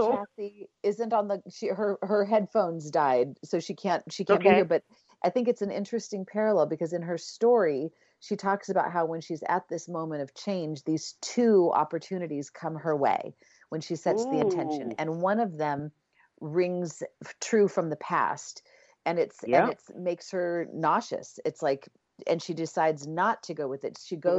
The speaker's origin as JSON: {"language": "English", "country": "Ireland", "said": "And do you know, I mean, even as an Irish person, I'm like, I have to look up, what is St. Patrick's Day about?"}